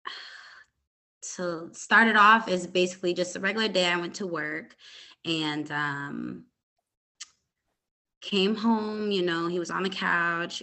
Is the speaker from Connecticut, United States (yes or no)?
yes; Hartford, Connecticut, United States; now in Dallas, United States; I was born and raised in Connecticut, Hartford, Connecticut. I am now in Dallas, Texas. I've lived here since 2010.